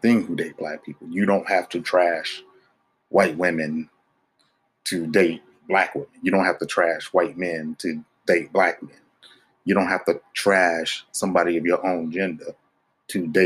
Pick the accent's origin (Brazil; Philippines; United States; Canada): United States; North Carolina; I grew up in North Carolina